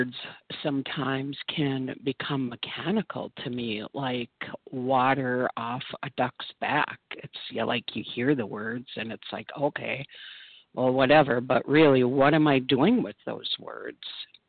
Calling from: Minnesota, United States; I am a compulsive overeater in northern Minnesota.

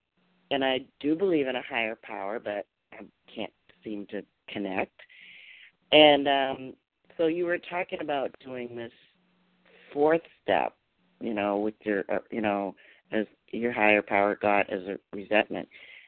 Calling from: Massachusetts, United States; I'm calling from Massachusetts.

